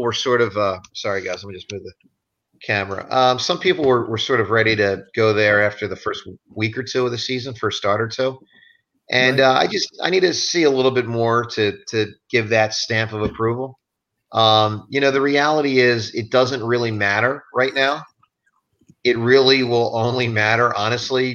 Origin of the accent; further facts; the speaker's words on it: Philadelphia, Pennsylvania, United States; we're from Philly